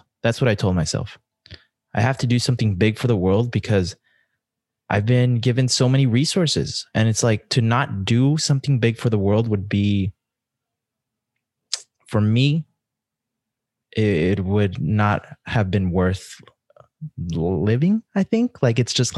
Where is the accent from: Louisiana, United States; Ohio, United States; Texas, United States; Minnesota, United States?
Texas, United States; El Paso; I grew up in El Paso